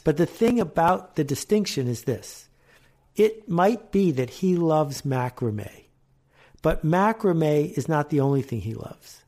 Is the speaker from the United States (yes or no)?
yes; Buffalo, New York, United States; also born or lived in Canada; I grew up in Buffalo and in Canada